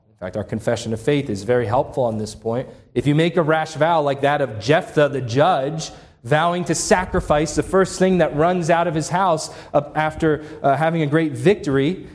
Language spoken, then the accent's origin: English; Upper Darby, Pennsylvania, United States; right by where I grew up in Upper Darby, outside of Philadelphia.